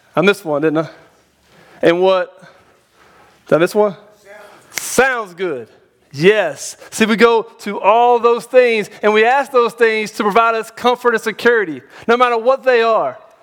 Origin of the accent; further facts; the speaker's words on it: North Carolina, United States; now in Tennessee, United States; I'm from North Carolina originally